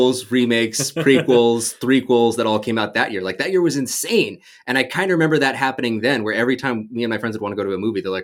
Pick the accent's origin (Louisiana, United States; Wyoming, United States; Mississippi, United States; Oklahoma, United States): Wyoming, United States; I grew up in Wyoming. And in Wyoming, we worship God.